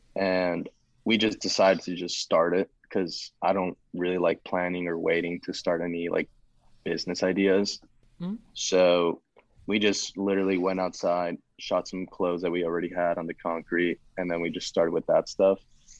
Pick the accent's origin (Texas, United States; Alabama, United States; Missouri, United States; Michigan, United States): Michigan, United States; I'm from Michigan.